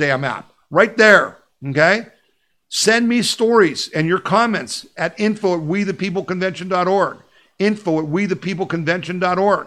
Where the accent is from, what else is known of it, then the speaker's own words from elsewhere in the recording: Erie, Pennsylvania, United States; I grew up in Erie, Pennsylvania